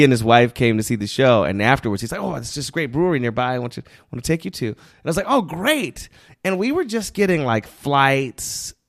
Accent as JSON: {"language": "English", "region": "the South", "country": "United States", "tie": "born or raised there", "said": "I grew up in the South, like with a lot of fundamental Christians, and they act like alcohol is, oh, we can't, you know, it's like I grew up in a dry parish."}